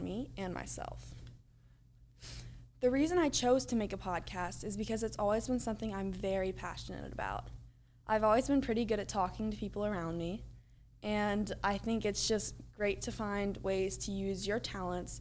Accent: Louisville, Kentucky, United States; I'm from Louisville, Kentucky

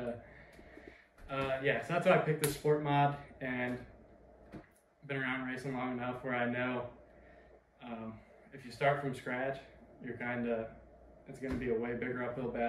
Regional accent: New York, United States; moved away as an adult; also born or lived in Texas; I'm originally from New York. So I grew up racing four cylinders there

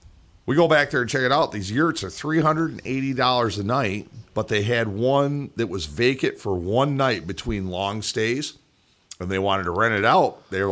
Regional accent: Jackson, Michigan, United States; Not from Wisconsin, motherfucker. I'm from Jackson, Michigan.

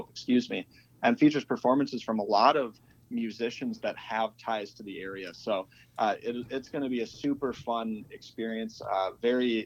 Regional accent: outside Minneapolis, Minnesota, United States; I grew up outside the Minneapolis area

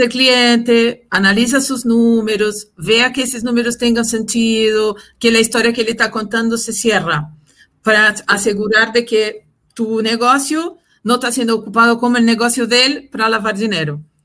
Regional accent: Brazil; Spanish is a second language; moved away as an adult; now in Chile; nací en Brasil, eh, viví muchos años allá, desarrollé mi, mi, carrera laboral allá

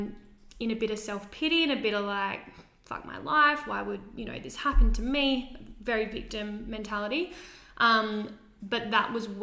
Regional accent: Kangaroo Island, South Australia, Australia; now in Adelaide, Australia; I'm originally from Kangaroo Island, so my family's over there

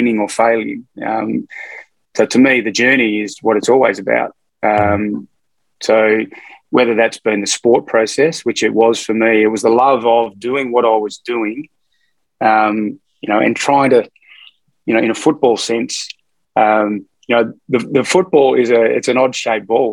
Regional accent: Fremantle, Western Australia, Australia; also born or lived in Melbourne; now in Northern New South Wales, Australia; I grew up in Hamilton Hill, which is a suburb sort of in south of Fremantle in Western Australia.

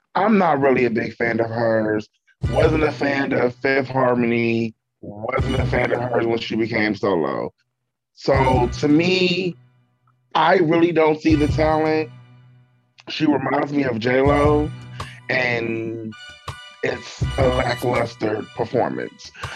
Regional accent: Cleveland, Ohio, United States; me and Laura actually we grew up together in Cleveland

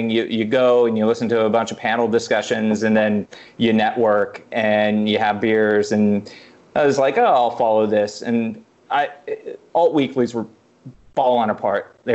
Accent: Madrid, Iowa, United States; moved away; also born or lived in Kansas City; I grew up in Madrid, Iowa, which is this tiny town

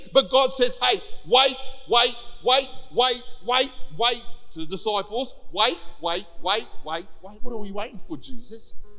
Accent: Cyprus; now in Australia; I wasn't born here, right? I was born in Cyprus

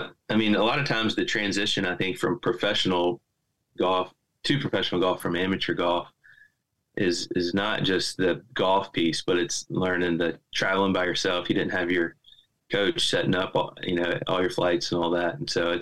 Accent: Greenwood, South Carolina, United States; a different lifestyle than I had growing up in Greenwood, South Carolina.

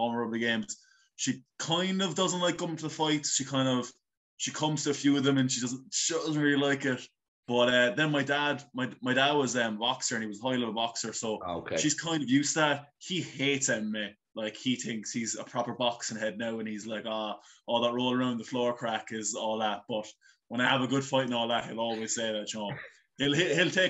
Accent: Blarney, Munster, Ireland; So I grew up in Blarney. I've been living in Blarney my whole life.

